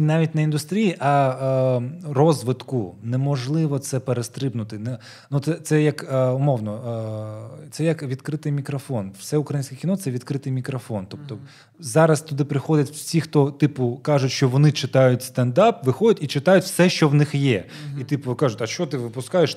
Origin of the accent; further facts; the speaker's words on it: Crimea, Ukraine; moved away as an adult; now in Kyiv, Ukraine; в ПГТ, звідки я родом